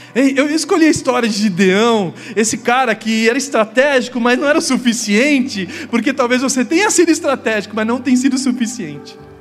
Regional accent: São Paulo, Brazil; Quando eu era adolescente, eu estava em São Paulo

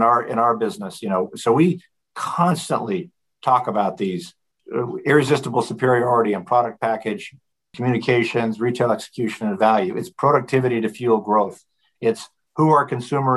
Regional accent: Colorado, United States; I grew up in Colorado, so I view that part of the world as home

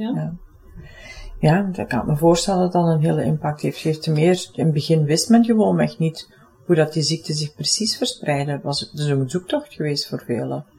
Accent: Limburg, Flanders, Belgium; accent: Limburg; Ik woon zelf in Limburg, voor het geval mijn accent me nog niet zou verraden hebben

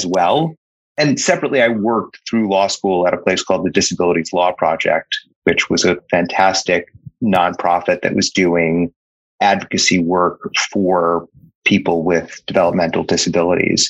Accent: New York City, New York, United States; I grew up in Brooklyn, New York

